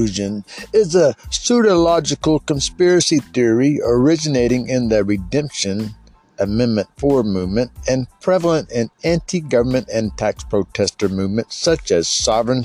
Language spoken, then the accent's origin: English; Florida, United States; I'm from Florida, so I'd be considered a Florida state national